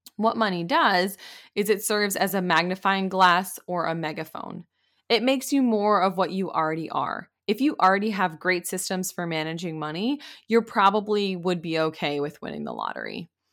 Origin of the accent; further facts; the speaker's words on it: Maine, United States; moved away as an adult; also born or lived in Pennsylvania; I grew up in Maine